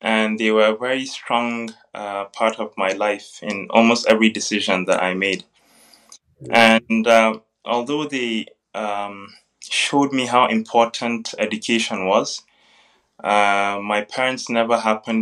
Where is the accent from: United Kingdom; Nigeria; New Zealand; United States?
Nigeria; Kaduna, Kaduna State; moved away as an adult; also born or lived in Zaria, Nigeria / Kuala Lumpur, Malaysia; now in South Korea; I was born on 20th September 1986 in Kaduna State of Nigeria. And I started most of my education in Kaduna at Essence International